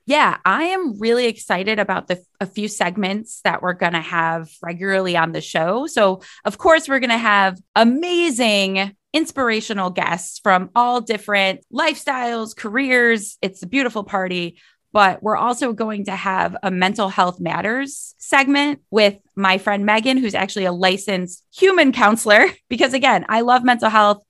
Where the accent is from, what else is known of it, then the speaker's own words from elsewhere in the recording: Cleveland, Ohio, United States; I'm from Cleveland, Ohio always have lived here.